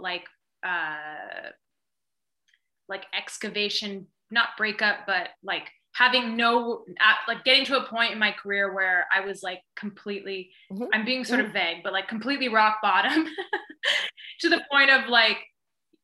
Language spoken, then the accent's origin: English; Vancouver, British Columbia, Canada; moved away as an adult; also born or lived in Toronto; I grew up in Vancouver